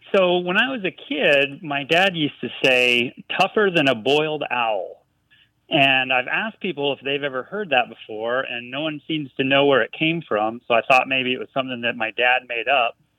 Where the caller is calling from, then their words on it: Frisco, Texas, United States; I'm calling you from Frisco, Texas